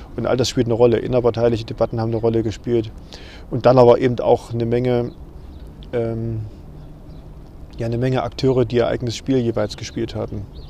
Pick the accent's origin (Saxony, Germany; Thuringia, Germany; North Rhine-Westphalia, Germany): Thuringia, Germany; zu Hause, auch bei uns in Thüringen